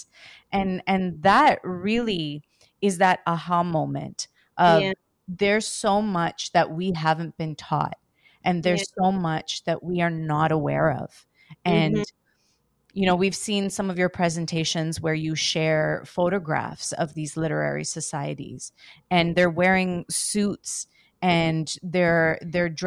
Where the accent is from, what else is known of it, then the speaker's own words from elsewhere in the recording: Canada; Myself being born and raised in Canada